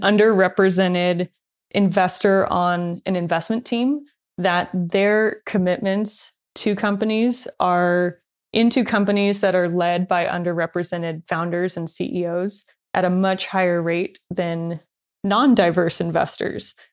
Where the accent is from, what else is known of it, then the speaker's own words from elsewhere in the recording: Long Beach, California, United States; when I was growing up in Long Beach